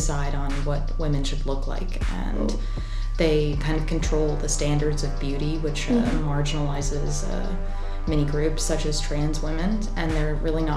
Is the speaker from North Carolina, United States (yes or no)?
yes; North Carolina, United States; moved away; also born or lived in Savannah, Georgia; I'm from North Carolina